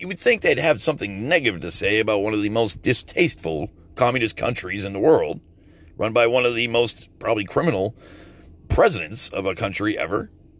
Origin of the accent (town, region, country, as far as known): United States